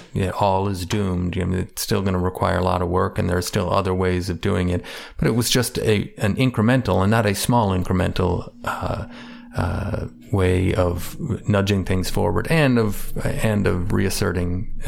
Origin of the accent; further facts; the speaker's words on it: Chicago, Illinois, United States; I tell people I'm from Chicago. I'm a Cubs fan.